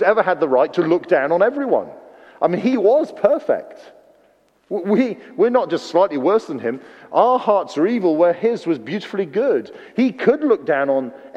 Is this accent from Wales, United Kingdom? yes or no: yes; Wales, United Kingdom; moved away; Being a Welshman